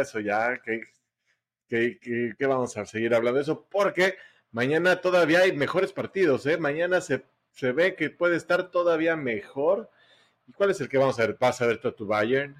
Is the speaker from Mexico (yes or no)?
yes; Mexico; somos los mexicanos